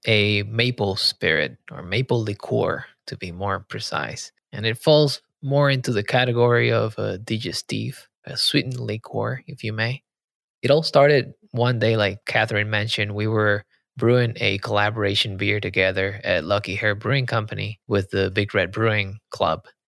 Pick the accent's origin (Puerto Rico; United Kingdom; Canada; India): Puerto Rico; moved away; I grew up in Puerto Rico